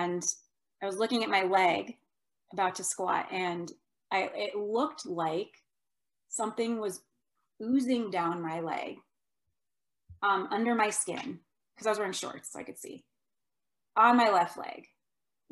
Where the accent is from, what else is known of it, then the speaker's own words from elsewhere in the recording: Minnesota, United States; also born or lived in Iowa; I was from Minnesota. I was going to school in Iowa. My mom in Minnesota was very worried.